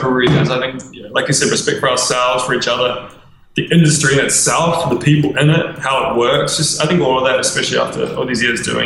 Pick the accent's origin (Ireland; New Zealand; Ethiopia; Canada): New Zealand; moved away as an adult; now in Melbourne, Australia; we're both from New Zealand